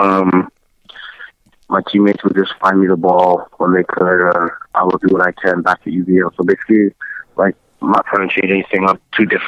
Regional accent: Canada; being Canadian born, I definitely love to represent my home country

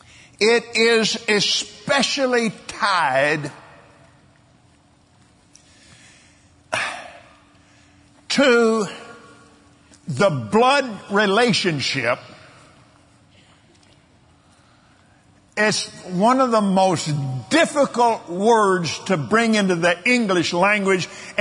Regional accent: United States; old Americans like me

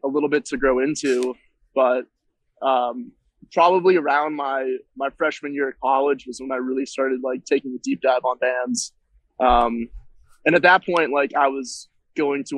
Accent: Hingham, Massachusetts, United States; So I'm from the South Shore, Massachusetts. I'm from a little small town called Hingham, Massachusetts

